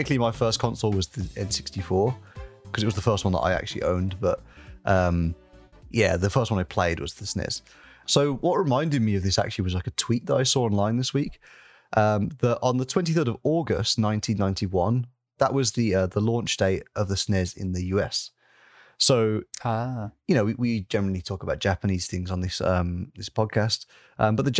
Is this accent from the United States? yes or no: no; United Kingdom; the British gentleman that I am